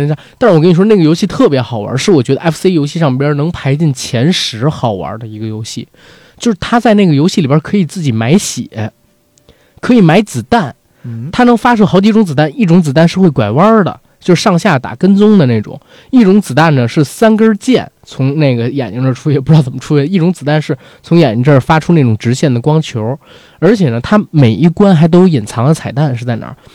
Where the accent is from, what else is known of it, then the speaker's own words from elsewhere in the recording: Beijing, China; 我们北京人